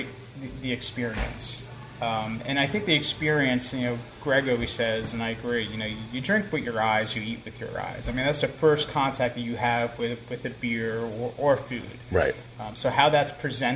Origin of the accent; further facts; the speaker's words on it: Newark, New Jersey, United States; moved away; also born or lived in Passaic, New Jersey / Philadelphia; I grew up in the city. I was born in Passaic. I grew up in Newark